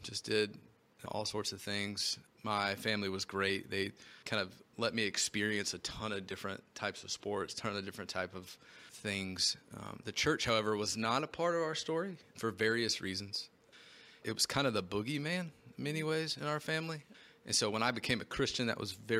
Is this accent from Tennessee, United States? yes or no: yes; Knoxville, Tennessee, United States; moved away as an adult; now in St. Louis, United States; I'm originally from Knoxville, Tennessee, born and raised. I was there for 19 years.